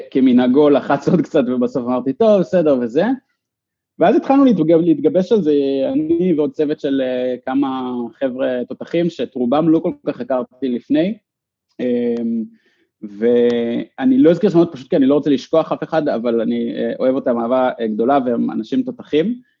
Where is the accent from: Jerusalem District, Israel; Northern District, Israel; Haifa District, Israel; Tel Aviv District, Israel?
Northern District, Israel; Ramat Yishai; ואני גדלתי באחד מהם ברמת ישי, ומי שהקים את הקיר ברמת ישי